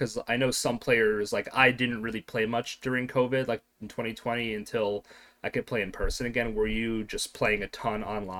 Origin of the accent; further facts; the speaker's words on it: United States; I grew up in America